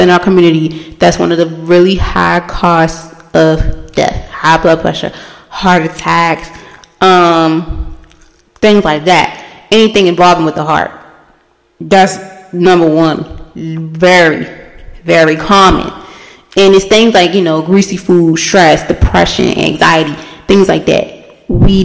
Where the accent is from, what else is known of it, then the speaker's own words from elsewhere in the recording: United States; As a black person, especially as African American woman